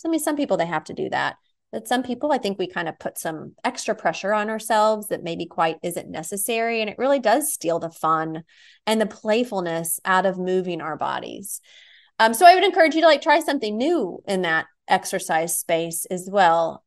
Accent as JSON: {"language": "English", "town": "Nashville", "region": "Tennessee", "country": "United States", "tie": "born or raised there", "moved": "yes", "said": "Nashville, my hometown"}